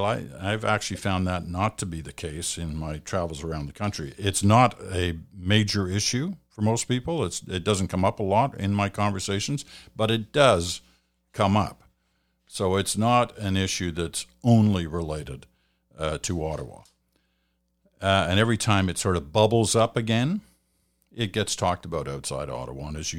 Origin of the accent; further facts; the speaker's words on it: Australia; now in Canada; I'm a new Canadian. I'm from Australia originally. This will be my first time voting in an election here in Canada.